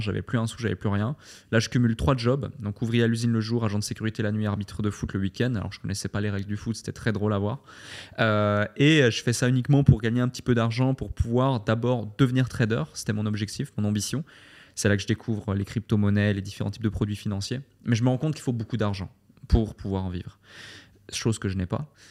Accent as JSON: {"language": "French", "country": "Switzerland", "tie": "born or raised there", "also_born_or_lived": "London, United Kingdom", "moved": "as an adult", "lives_now": "Dubai, United Arab Emirates", "said": "je suis né en Suisse, j'ai fait mes écoles en Suisse, ma formation en Suisse"}